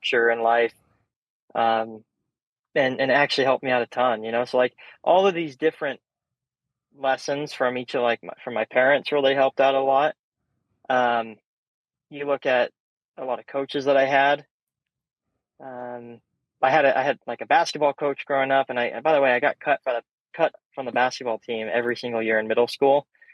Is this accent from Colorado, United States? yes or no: yes; Colorado, United States; Growing up in Colorado